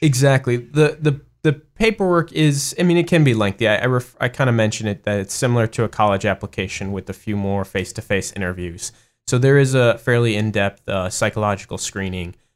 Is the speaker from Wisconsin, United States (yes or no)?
yes; Madison, Wisconsin, United States; moved away as an adult; I spent all my, my entire life in, in Madison